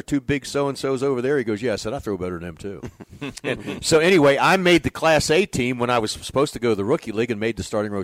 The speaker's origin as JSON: {"language": "English", "region": "Western Maryland", "country": "United States", "tie": "born or raised there", "also_born_or_lived": "West Virginia", "said": "I grew up in Western Maryland, West Virginia area"}